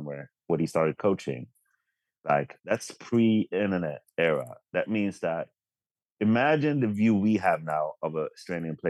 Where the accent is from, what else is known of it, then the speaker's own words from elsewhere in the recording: Sweden; as a Swedish Spurs fan